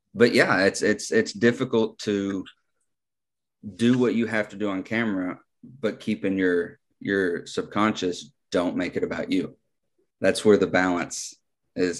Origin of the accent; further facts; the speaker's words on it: United States; I'm an American